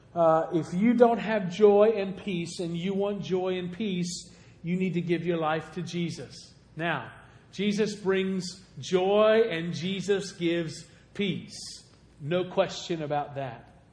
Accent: Golconda, Illinois, United States; moved away; also born or lived in Anna, Illinois; I was raised in Golconda, Illinois. It's the reason that I talk the way I talk

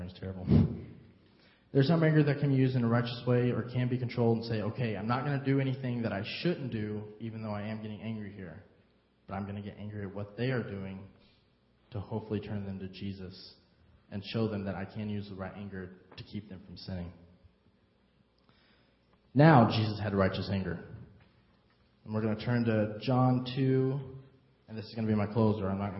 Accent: United States; now in Harrisburg, United States; I'm not from here originally. I'm from Carmine

